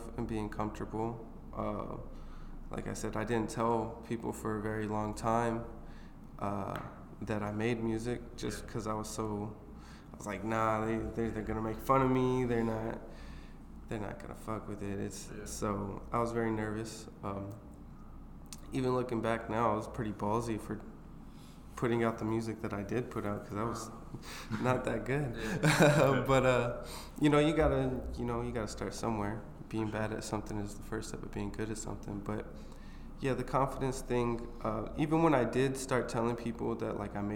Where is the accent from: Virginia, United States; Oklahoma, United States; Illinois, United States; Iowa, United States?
Iowa, United States; Sioux City; moved away as an adult; also born or lived in Tempe, Arizona / Atlanta, Georgia; now in Des Moines, United States; I'm originally from Iowa, Sioux City